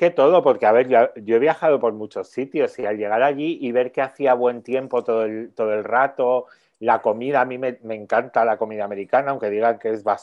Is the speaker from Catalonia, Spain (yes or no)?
no; Madrid, Community of Madrid, Spain; Yo soy de Madrid